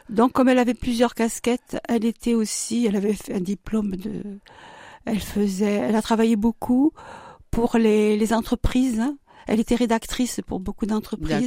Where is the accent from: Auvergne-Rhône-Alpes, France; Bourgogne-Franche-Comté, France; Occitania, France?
Occitania, France; Narbonne; moved away; je viens de Narbonne, située dans l'Aude